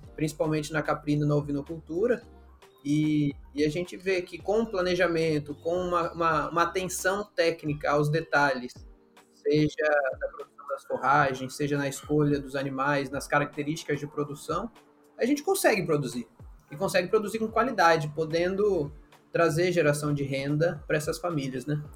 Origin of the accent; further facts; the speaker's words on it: Mato Grosso do Sul, Brazil; moved away as an adult; also born or lived in Areia, Paraíba; now in Paraíba, Brazil; Eu sou do Mato Grosso do Sul, é um contexto totalmente diferente de agricultura e pecuária